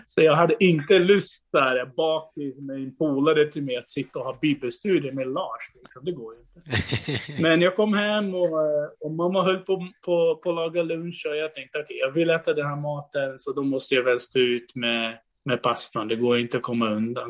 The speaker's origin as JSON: {"language": "Swedish", "country": "Brazil", "tie": "born or raised there", "moved": "yes", "lives_now": "Sweden", "said": "jag är född och uppvuxen i Brasilien innan jag flyttade till Sverige"}